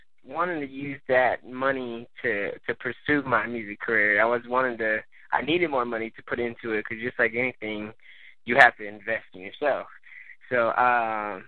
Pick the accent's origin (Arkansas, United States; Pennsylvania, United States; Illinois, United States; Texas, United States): Texas, United States; also born or lived in San Fernando Valley, California; I'm originally from California, San Fernando Valley area. We moved out here when I was pretty young, pretty much was raised out here in Texas.